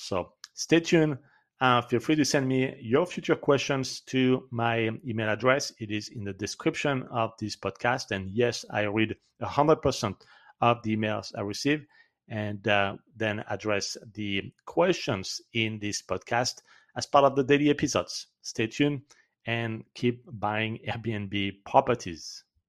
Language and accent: English; France; accent: French; English is a second language; my French accent